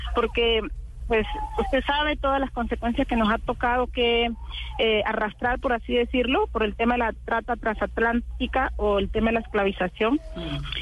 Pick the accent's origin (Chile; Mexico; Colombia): Colombia; todo lo que somos los colombianos